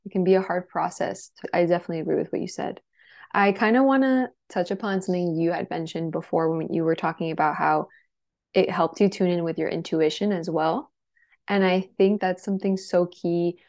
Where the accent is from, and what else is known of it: Miami, Florida, United States; born or raised there; moved away as an adult; also born or lived in Los Angeles